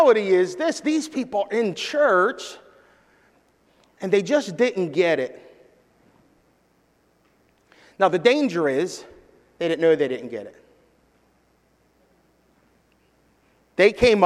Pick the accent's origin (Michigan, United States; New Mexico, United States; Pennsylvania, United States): Pennsylvania, United States; Philadelphia; I grew up in Philadelphia, so I have a Philadelphia version of the Bible that I speak sometimes